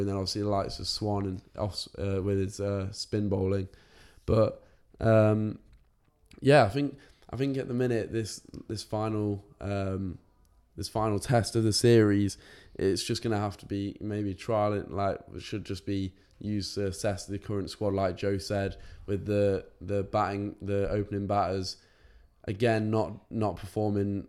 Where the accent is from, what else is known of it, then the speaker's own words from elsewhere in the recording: England, United Kingdom; my, my home country.